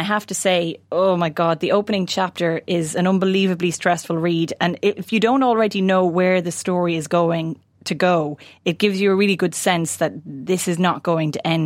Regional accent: Ireland; as an Irish person

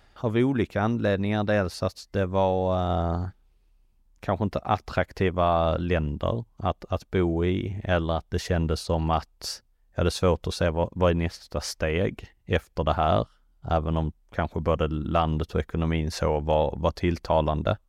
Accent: Sweden; moved away; som svensk

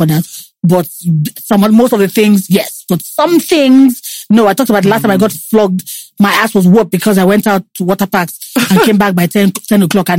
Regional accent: Lagos, Nigeria; I grew up here in Lagos

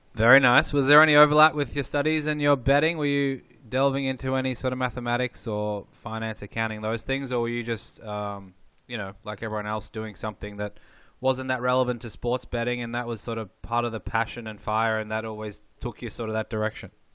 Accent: Australia; I grew up in Australia

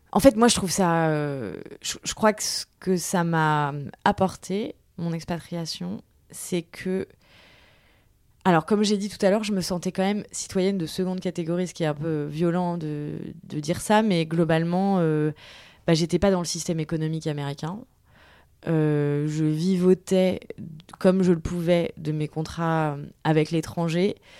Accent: Tours, Centre-Val de Loire, France; also born or lived in Paris / New York / China / Lille; now in Seine-Saint-Denis, France; je viens de Tours, ce qui est pas loin de Paris

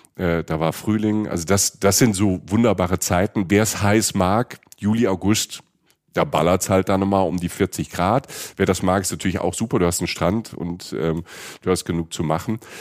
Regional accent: Germany; wir als Deutsche

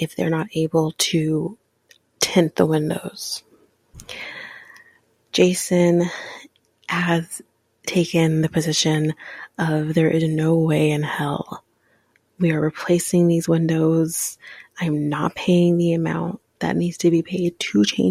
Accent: Ontario, Canada; I am Canadian, born in the same province as Justin Bieber

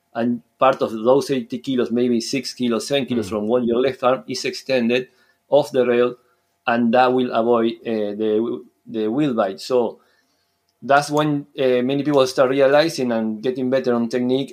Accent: Uruguay; English is a second language; moved away as an adult; now in Scotland, United Kingdom; I'm from Uruguay, South America, but now I've been living in Scotland for almost six years

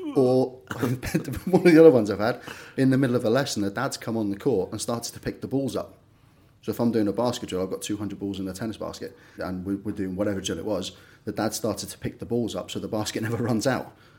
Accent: Liverpool, North West England, United Kingdom; moved away as an adult; also born or lived in London / Greece; now in Norfolk, United Kingdom; I was born and bred Liverpool so I was about 18, and then moved down to London when I was 18, 19 for a job

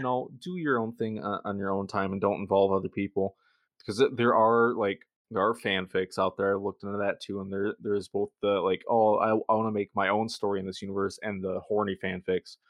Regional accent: Michigan, United States; accent: Michigan; my Michigan accent

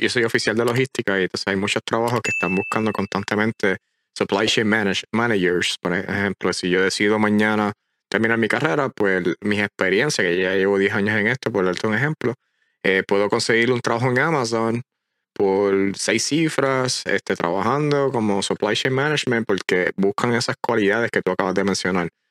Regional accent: Puerto Rico; moved away as an adult; Llevaba 27, 28 años de mi vida completa en una, encajona una isla

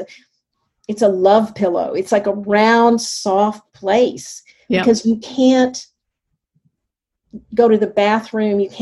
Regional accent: the South, United States; I grew up in the South

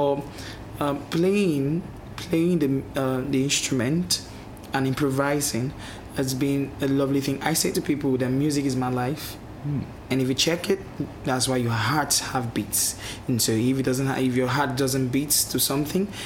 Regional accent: southern Nigeria, Nigeria; I live far down the south of Nigeria

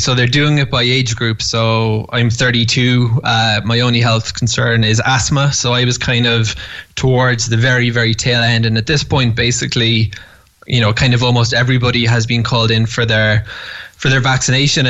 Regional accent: Cork, Munster, Ireland; moved away as an adult; now in Jerusalem, Israel; I grew up Jewish in Cork

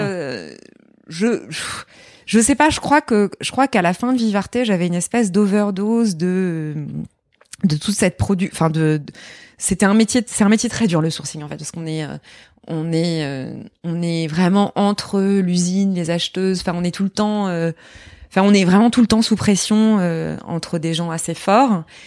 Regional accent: Lorraine, Grand Est, France; moved away; also born or lived in Paris; j'étais un peu la seule fille coincée entre deux garçons euh, en Lorraine. Je suis Lorraine.

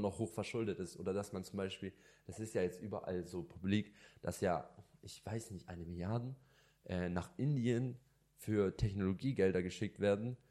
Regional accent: Germany; also born or lived in Lebanon (ancestry) / Italy (ancestry); ich bin hundert Prozent als Libanese, als Deutscher und Italiener, also meine Mischung

